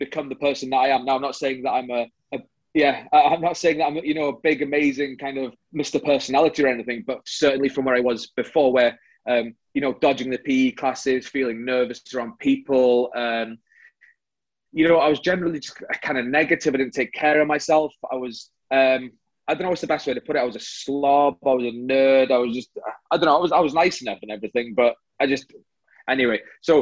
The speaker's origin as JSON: {"language": "English", "region": "North Wales", "country": "United Kingdom", "said": "I'm from North Wales"}